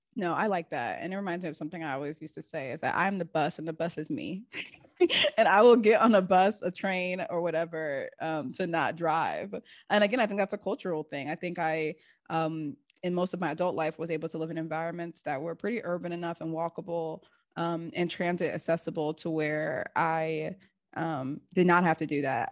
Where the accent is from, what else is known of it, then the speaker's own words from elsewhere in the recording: Seattle, Washington, United States; moved away; also born or lived in East Coast, United States; growing up in Seattle, it was like, if you're not sorting your compost correctly